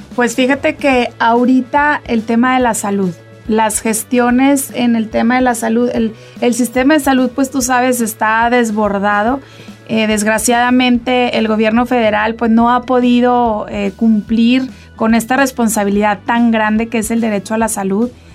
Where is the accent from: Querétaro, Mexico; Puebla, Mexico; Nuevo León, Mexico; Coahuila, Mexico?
Coahuila, Mexico; Saltillo; yo soy coahuilense, yo soy saltillense de corazón